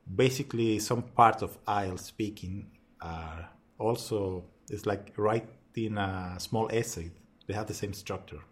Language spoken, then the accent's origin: English; Chile; English is a second language; moved away as an adult; now in Melbourne, Australia; I'm from Chile